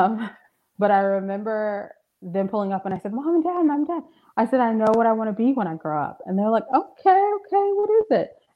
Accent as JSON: {"language": "English", "town": "Marietta", "region": "Georgia", "country": "United States", "said": "I'm from Marietta. My dad's from South Atlanta"}